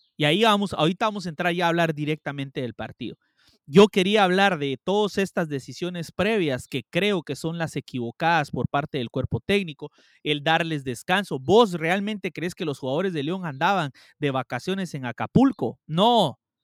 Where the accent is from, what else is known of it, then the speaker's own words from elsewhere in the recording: Guatemala; yo soy guatemalteco